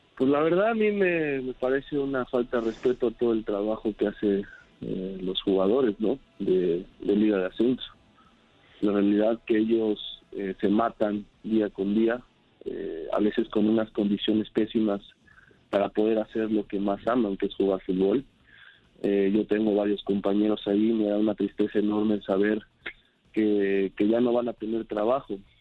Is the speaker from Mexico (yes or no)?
yes; Mexico; moved away; contento de estar de vuelta en mi país